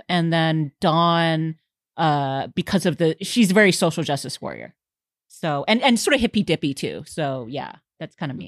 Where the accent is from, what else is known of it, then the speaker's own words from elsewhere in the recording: Houston, Texas, United States; I grew up in Houston and Huntsville is just north of there